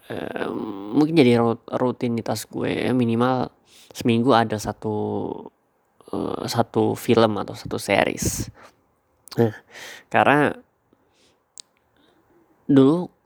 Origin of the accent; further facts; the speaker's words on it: Samarinda, East Kalimantan, Indonesia; born there; also born or lived in Sumatra / Banten; now in Yogyakarta, Indonesia; gue uh, lahir di Samarinda tapi uh, gue besar di tiga tempat yang berbeda gitu waktu sekolah uh, kali gue di SD Kalimantan SMP di Sumatera SMA di uh, Banten